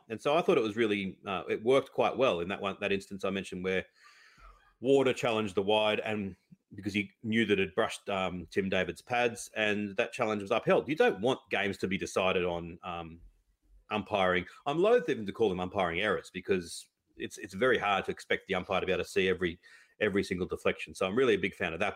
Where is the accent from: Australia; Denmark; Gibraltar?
Australia; as an Aussie